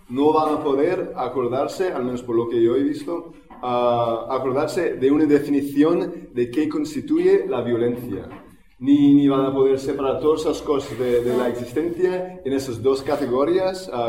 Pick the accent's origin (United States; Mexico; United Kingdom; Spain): Spain; Barcelona, Catalonia; vengo de Barcelona